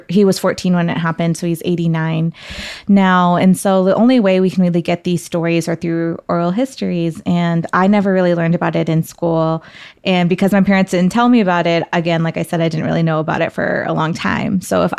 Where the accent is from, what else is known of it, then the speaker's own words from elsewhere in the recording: Karachi, Sindh, Pakistan; born there; I myself didn't really know the specifics of it until I first went back to Pakistan, where I was born in Karachi.